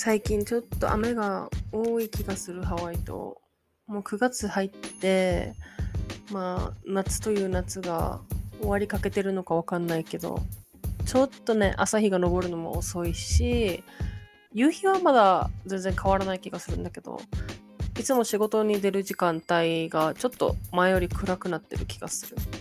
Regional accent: Japan; moved away as an adult; now in United States; 生まれも育ちも日本ですよ

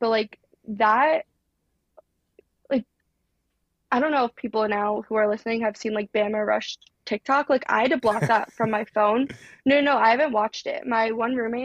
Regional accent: New Jersey, United States; moved away as an adult; also born or lived in Alabama; I'm from Jersey

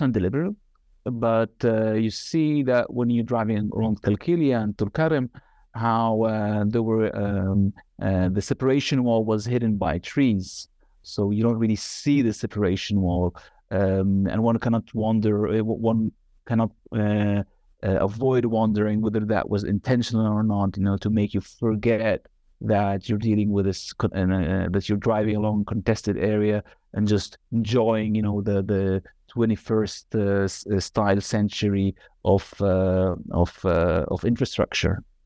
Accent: Nazareth, Northern District, Israel; moved away as an adult; also born or lived in Northern Galilee / Haifa / Tel Aviv; now in Amsterdam, Netherlands; I was born in Galilee, Northern Galilee, and, uh, was raised in Nazareth, and, uh, also a little bit in Haifa.

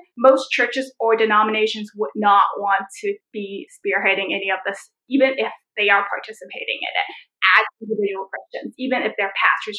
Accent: Canada; now in Hong Kong; It's just like, I'm also a Canadian.

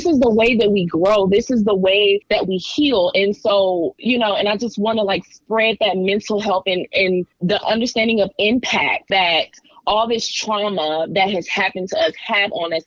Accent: Decatur, Georgia, United States; I grew up in Atlanta, Decatur to be exact

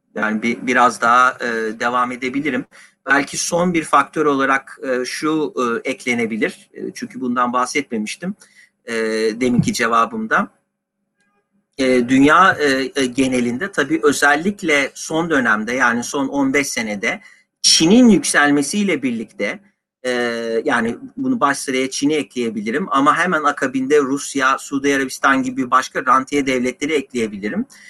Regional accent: Istanbul, Turkey; ikimiz de İstanbulluyuz.

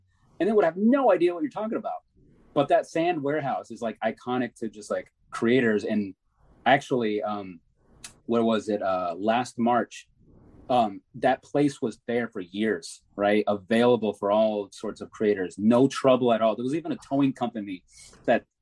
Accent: Chesapeake, Virginia, United States; also born or lived in Norfolk, Virginia / Puerto Rico; I've been in Chesapeake all of my life. Oh, like wow. Almost all of my life. Like I was born in Norfolk, but then like lived in Puerto Rico for a few years

